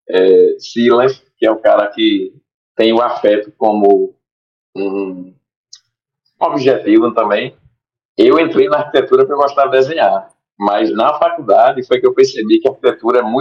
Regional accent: Recife, Pernambuco, Brazil; also born or lived in Boa Viagem, Recife; eu fui nascido e criado no Pina, é, morei no Pina até meus 13 anos de idade. É, dos 13 anos eu me mudei, assim, fui, continuei no Pina, mas fui um pouco ali para perto do Clube Líbano.

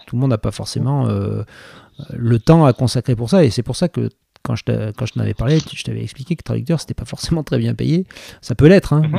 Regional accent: Bordeaux, Nouvelle-Aquitaine, France; also born or lived in Cadillac; j'ai grandi à Bordeaux, qui est quand même une grande ville, mais j'ai grandi jusqu'à mhm. l'âge de 7 ans

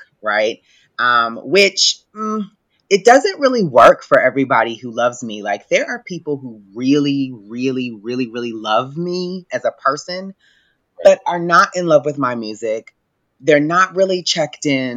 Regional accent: Louisville, Kentucky, United States; my hometown Louisville

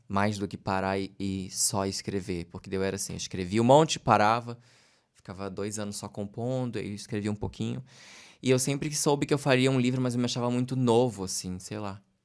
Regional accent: Santa Catarina, Brazil; accent: peixeiro; Eventualmente eu fico mais peixeiro quando estou em temporada fazendo, meu sotaque fica mais forte

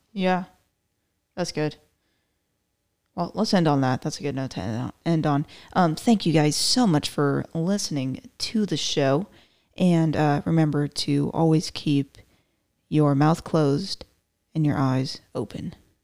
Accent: Florida, United States; now in Texas, United States; I was born in Florida

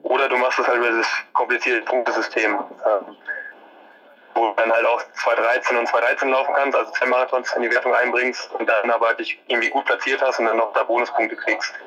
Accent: Ruhr area, North Rhine-Westphalia, Germany; bei uns im Ruhrgebiet

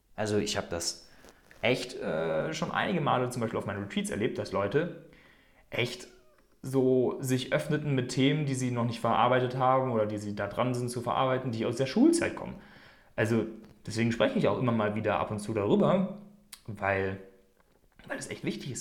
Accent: Germany; moved away as an adult; now in Switzerland; Ich bin vor einigen Jahren aus Deutschland ausgewandert

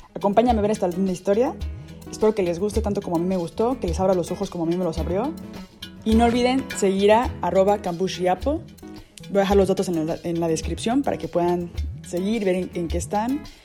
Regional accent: Mexico; yo soy de México

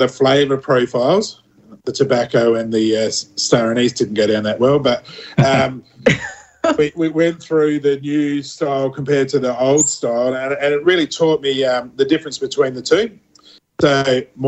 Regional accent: McLaren Vale, South Australia, Australia; growing up in McLaren Vale

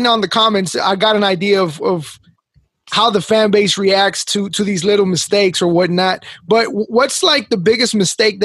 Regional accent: Mexico; moved away; I was born in Mexico

